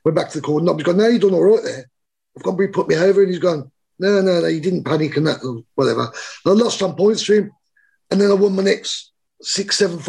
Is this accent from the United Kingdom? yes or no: yes; Birmingham, West Midlands, United Kingdom